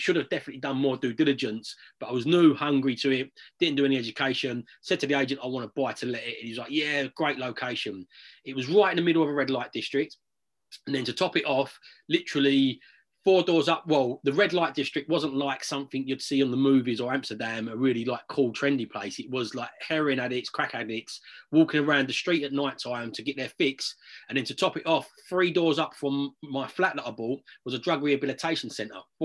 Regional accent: United Kingdom; also born or lived in London; I was born in London, but from the age of about six, I grew up in a little village just out on the outskirts

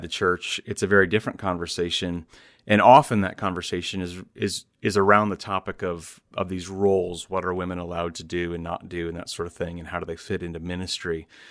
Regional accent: Iowa, United States; here in Iowa, my home state

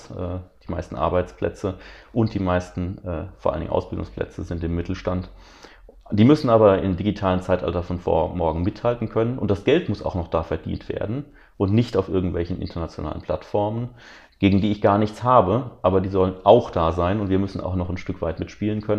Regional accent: Rhineland-Palatinate, Germany; wir zum Beispiel durch drei Länderbeteiligungen in der Regierung in Rheinland-Pfalz, ich komme ja aus Rheinland-Pfalz

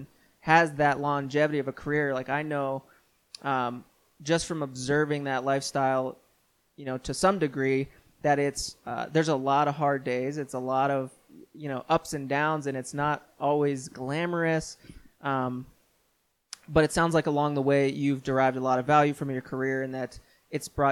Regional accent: Pittsburgh, Pennsylvania, United States; now in Colorado Springs, United States; I grew up in the Pittsburgh area

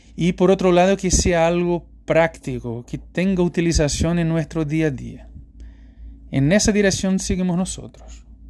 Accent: Recife, Pernambuco, Brazil; Spanish is a second language; moved away; Brasil, en particular Recife, mi ciudad natal

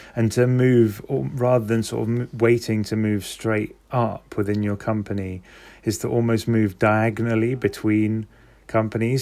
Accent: London, United Kingdom; I'm from London

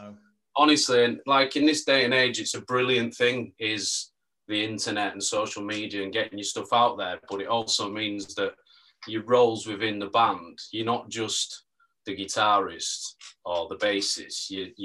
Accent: Leeds, Yorkshire and the Humber, United Kingdom; moved away as an adult; now in London, United Kingdom; As you can tell, this is not an East London accent. I'm from Leeds originally. Mm-hmm. So I'm Leeds born and bred. I've just lived in London last few years.

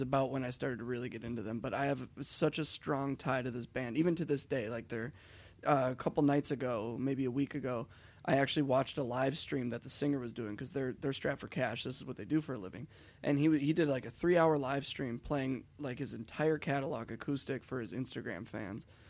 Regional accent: Hibbing, Minnesota, United States; where we're from, because we're from the town that he was born

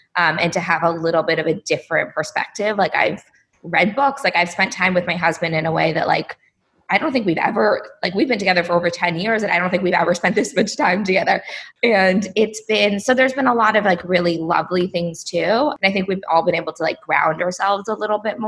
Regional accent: Palo Alto, California, United States; also born or lived in San Diego; I grew up in Palo Alto, California

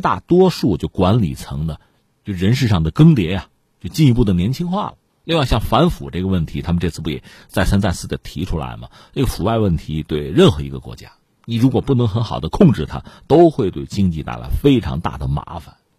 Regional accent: China; 我们作为中国人

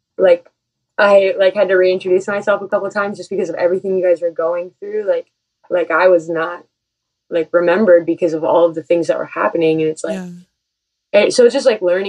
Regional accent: Michigan, United States; also born or lived in Indiana; I'm from Michigan originally

